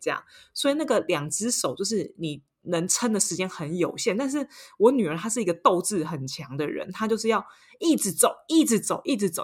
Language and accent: Chinese; Taiwan; moved away as an adult; now in Paris, France; 我是台湾人